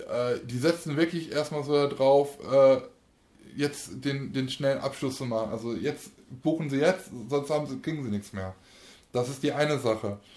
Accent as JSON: {"language": "German", "town": "Aachen", "region": "North Rhine-Westphalia", "country": "Germany", "tie": "born or raised there", "said": "Österband ist ja bei uns der die Kirmes äh, unserer Heimatstadt oder meiner Heimatstadt."}